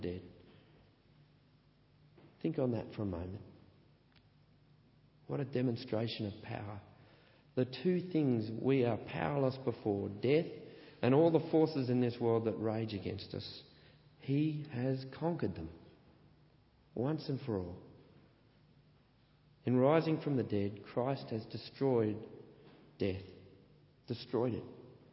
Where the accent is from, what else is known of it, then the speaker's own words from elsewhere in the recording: Australia; I'm an Australian